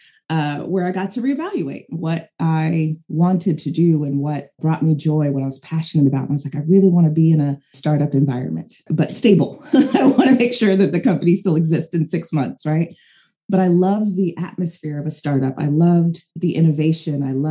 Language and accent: English; San Jose, California, United States; I am from San Jose, California. I'm from the Bay Area